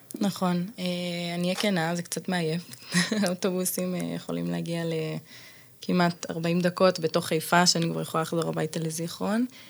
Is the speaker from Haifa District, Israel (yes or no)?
yes; Zikhron Ya'akov, Haifa District, Israel; also born or lived in Bat Galim, Haifa; במקור מזיכרון